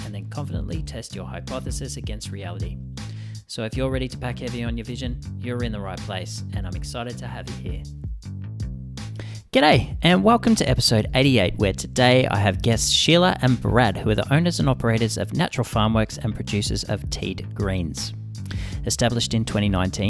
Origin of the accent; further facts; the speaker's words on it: Australia; I'm Australian, obviously.